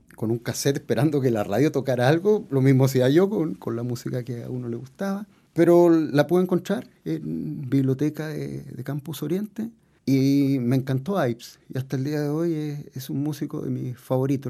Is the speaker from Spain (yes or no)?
no; Puerto, Valparaíso, Chile; Yo vengo de Puerto y dentro de mis primeras experiencias musicales estaban los orfeones, las retretas de los días domingo